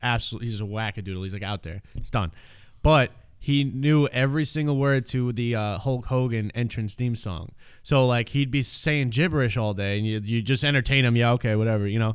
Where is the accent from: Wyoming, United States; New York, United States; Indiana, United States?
New York, United States; New York City; I grew up in Canarsie area, Brooklyn